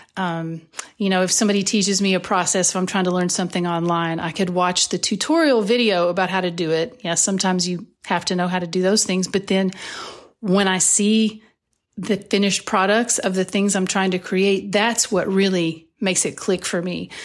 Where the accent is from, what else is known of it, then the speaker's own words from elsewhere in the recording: Whitesburg, Kentucky, United States; I know her from growing up in Whitesburg, Kentucky.